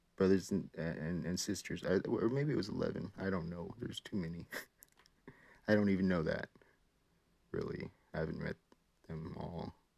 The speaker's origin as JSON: {"language": "English", "region": "Hawaii", "country": "United States", "tie": "born or raised there", "moved": "yes", "lives_now": "California, United States", "said": "I was raised in Hawaii"}